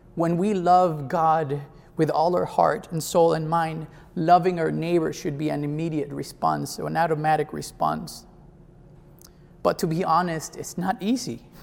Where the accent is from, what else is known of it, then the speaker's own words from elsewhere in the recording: Mexico; now in Jersey City, United States; I am from Mexico